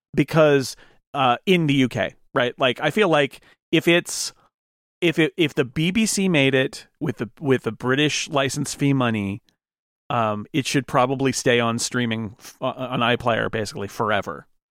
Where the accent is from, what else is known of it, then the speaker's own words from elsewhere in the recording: United States; as, as an American